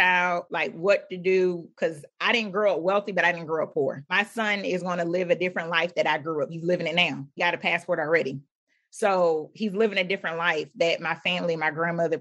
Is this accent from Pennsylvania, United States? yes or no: yes; Philadelphia, Pennsylvania, United States; born or raised there